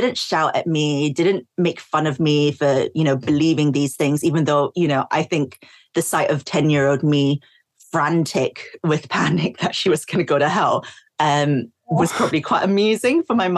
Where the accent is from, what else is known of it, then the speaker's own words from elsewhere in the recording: Singapore; also born or lived in East London; now in London, United Kingdom; when I was growing up in Singapore